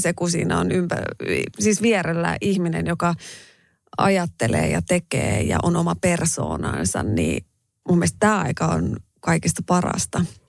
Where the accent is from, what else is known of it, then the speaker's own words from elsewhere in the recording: Raahe, North Ostrobothnia, Finland; accent: Raahe dialect; moved away; kun mä menen raaheen, niin tota, kyllä mun murre muuttuu